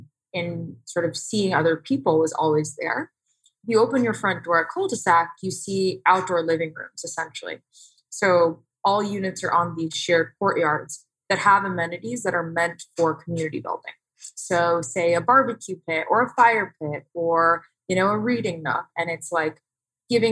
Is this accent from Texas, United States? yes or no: yes; Houston, Texas, United States; now in Tempe, United States; I actually was born and raised in Houston